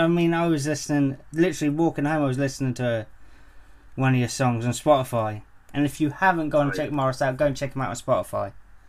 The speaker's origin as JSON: {"language": "English", "region": "England", "country": "United Kingdom", "said": "I'm English and I'm too white for it to be as hot as it is."}